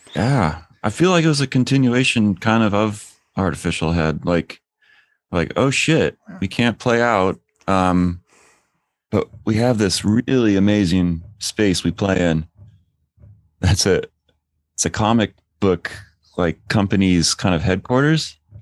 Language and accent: English; outside of Portland, Oregon, United States; I grew up outside of Portland